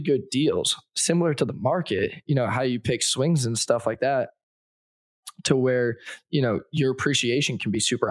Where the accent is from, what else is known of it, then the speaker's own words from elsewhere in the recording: Northeast, United States; I'm from the Northeast